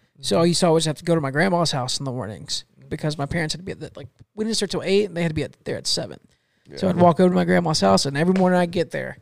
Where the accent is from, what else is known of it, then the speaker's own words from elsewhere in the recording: Fort Meade, Florida, United States; also born or lived in Arcadia, Florida / Mulberry, Florida; I don't want to live in my hometown